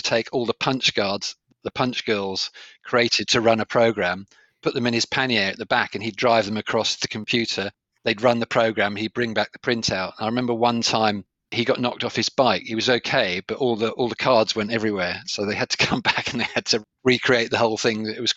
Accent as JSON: {"language": "English", "town": "Sevenoaks", "region": "South East England", "country": "United Kingdom", "tie": "born or raised there", "also_born_or_lived": "Leeds / Aden / Toronto / Edmonton", "moved": "as an adult", "said": "I grew up in a town called Sevenoaks"}